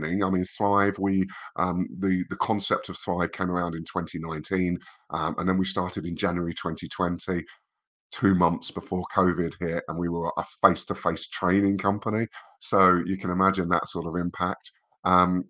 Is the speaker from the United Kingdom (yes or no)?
yes; England, United Kingdom; as an English person